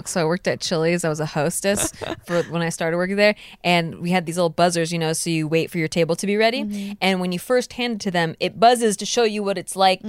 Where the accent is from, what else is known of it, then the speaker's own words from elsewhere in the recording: Santa Barbara, California, United States; now in Los Angeles, United States; I'm from Santa Barbara.